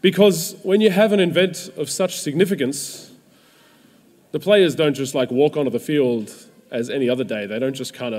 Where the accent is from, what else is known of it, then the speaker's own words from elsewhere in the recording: Melbourne, Victoria, Australia; I grew up in Melbourne as a footy fan